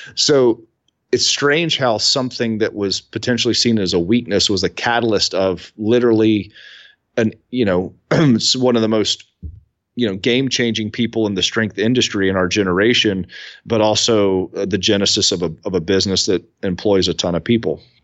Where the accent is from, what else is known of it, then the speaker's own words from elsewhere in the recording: Columbia, South Carolina, United States; I'm from Columbia, South Carolina. So I'm I'm probably sitting twelve miles from where I was born